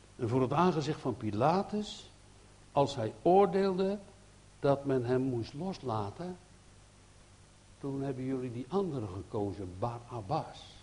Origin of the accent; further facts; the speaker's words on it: Netherlands; wij zijn Nederlanders